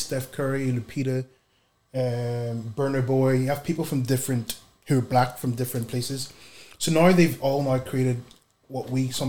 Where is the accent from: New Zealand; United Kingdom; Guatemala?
United Kingdom; Belfast, Northern Ireland; also born or lived in Nigeria; I grew up in Belfast, Northern Ireland. And so when I moved to Belfast, 95, so I was born in Nigeria. I moved to Belfast.